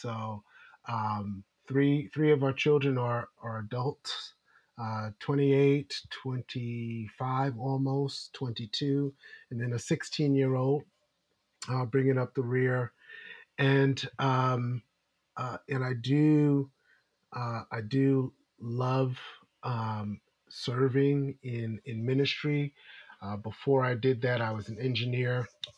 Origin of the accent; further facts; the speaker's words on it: New York City, New York, United States; moved away as an adult; also born or lived in Maryland; now in Washington, D.C., United States; I grew up in United Methodist Church in Brooklyn, New York